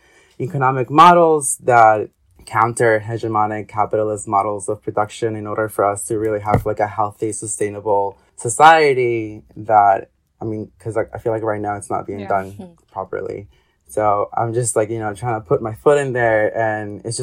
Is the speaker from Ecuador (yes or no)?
yes; Ecuador; moved away; I am originally from Ecuador.